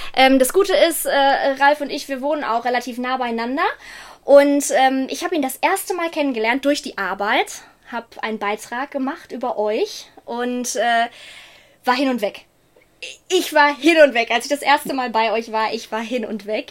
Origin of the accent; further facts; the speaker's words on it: Ruhr area, North Rhine-Westphalia, Germany; accent: Ruhrpott; ich komme aus dem wunder wunderschönen Ruhrgebiet.